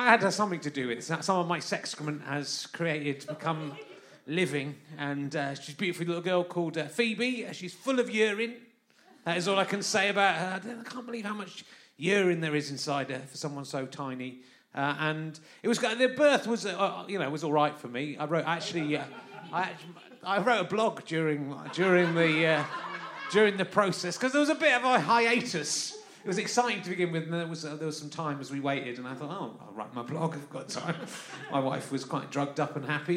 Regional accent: London, United Kingdom; I come from London, which is not a very nice place

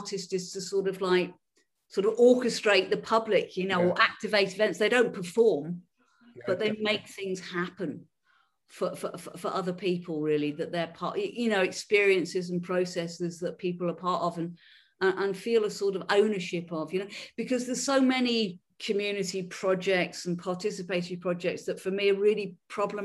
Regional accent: Liverpool, North West England, United Kingdom; accent: Scouse; moved away as an adult; also born or lived in Crosby / West Derby / Edinburgh; But I grew up in Liverpool. I'm a scouser

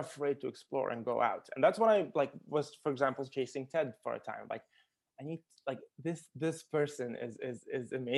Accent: Baghdad, Baghdad Governorate, Iraq; moved away; also born or lived in Qatar; Originally, I'm from Iraq. I was born in Baghdad

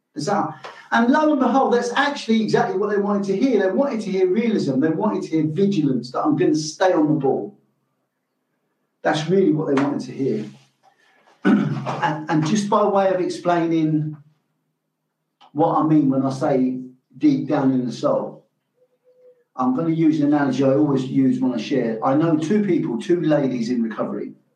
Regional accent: London, United Kingdom; I grew up in London. I grew up in London in the Irish community

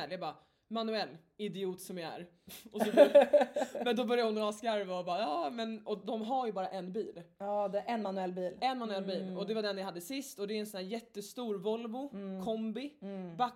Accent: Stockholm, Stockholm County, Sweden; Till mitt försvar så är jag uppvuxen i Stockholm och uh, ja, man behör, jag har bott i Stockholms innerstad

